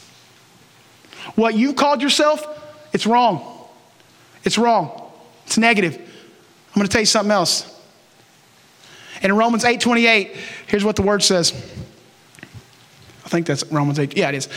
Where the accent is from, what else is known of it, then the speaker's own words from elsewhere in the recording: Oklahoma, United States; moved away as an adult; now in Texas, United States; I'm from Oklahoma